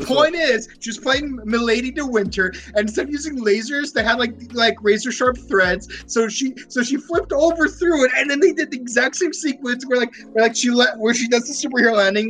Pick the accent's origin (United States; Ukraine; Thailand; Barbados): Ukraine; Because keep in mind, she's from my home country.